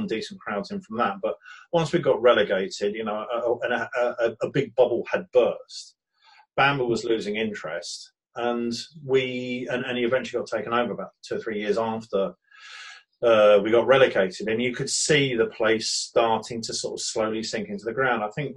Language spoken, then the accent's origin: English; Brighton, South East England, United Kingdom; born or raised there